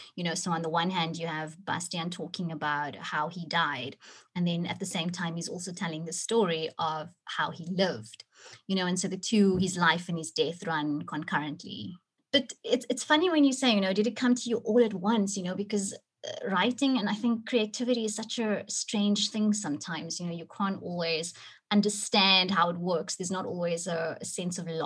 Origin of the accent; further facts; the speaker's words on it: Cape Town, Western Cape, South Africa; Cape Town is my city, you know, it's my hometown